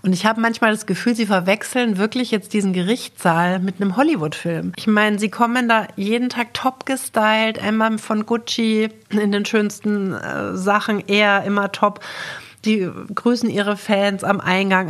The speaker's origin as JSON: {"language": "German", "country": "Germany", "said": "bei uns in Deutschland"}